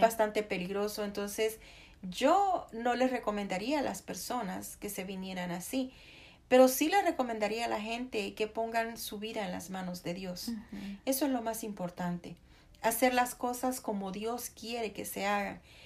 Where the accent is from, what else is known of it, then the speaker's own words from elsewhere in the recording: El Salvador; moved away as an adult; now in United States; yo soy salvadoreña de nacimiento y americana de, de corazón